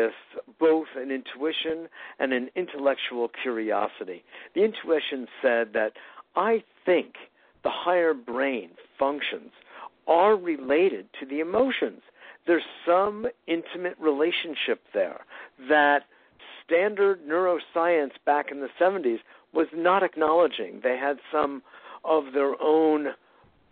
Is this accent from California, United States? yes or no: no; Westport, Connecticut, United States; I grew up in Westport, Connecticut